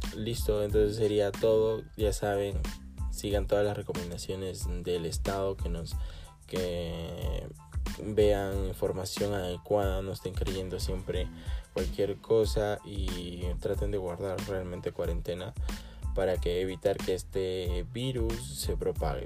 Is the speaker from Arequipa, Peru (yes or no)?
yes; Arequipa, Peru; mi país y, en mi ciudad Arequipa, en Perú Arequipa